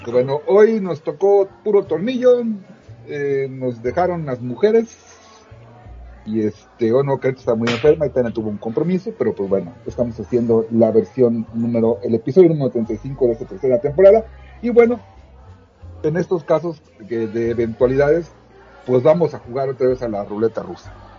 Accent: Mexico; en donde yo crecí, en Santiago Tuzla

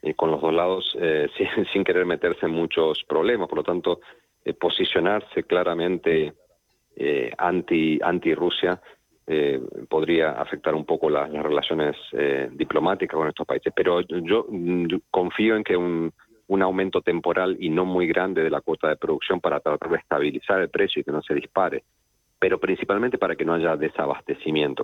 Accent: Argentina; yo soy argentino y en Argentina se nota

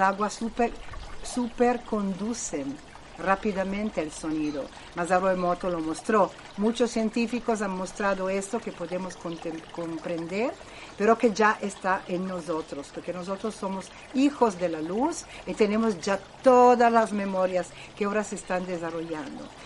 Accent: Italy; Spanish is a second language; soy italiana

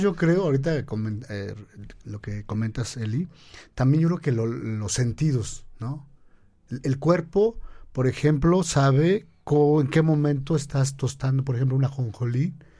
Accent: Mexico; para los que somos mexicanos

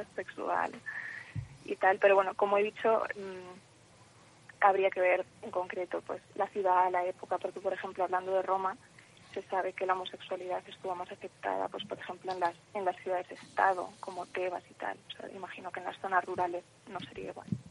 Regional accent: Madrid, Community of Madrid, Spain; Madrid, que es de donde soy yo

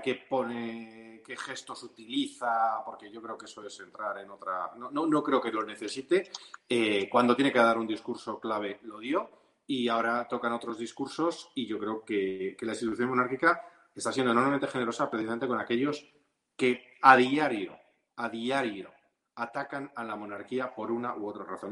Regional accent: Ceuta, Spain; moved away; como ceutí de nacimiento y con la relación que he tenido a lo largo de los años con aquella ciudad que me vio nacer

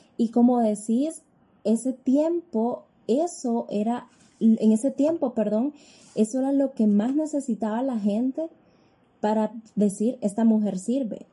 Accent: Honduras; soy ciudadana hondureña

